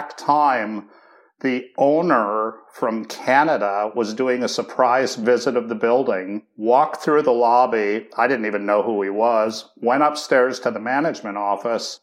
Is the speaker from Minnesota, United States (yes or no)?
yes; Duluth, Minnesota, United States; I grew up in Duluth, Minnesota